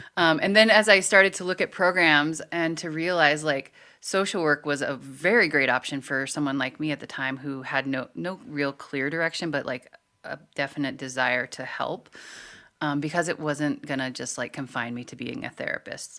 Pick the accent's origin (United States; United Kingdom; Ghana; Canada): United States; Montana; growing up in Montana